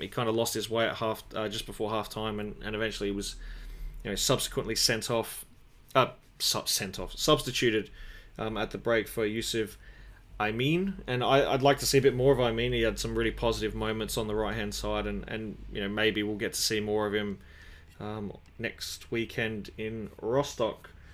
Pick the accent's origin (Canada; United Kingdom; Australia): Australia; as an Australian